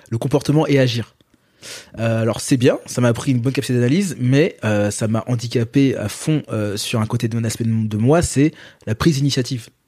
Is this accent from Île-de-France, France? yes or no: yes; Paris, Île-de-France, France; also born or lived in Guadeloupe; Dans Paris. Dans pur parisien. Euh, voilà, j'ai grandi dans le 14e.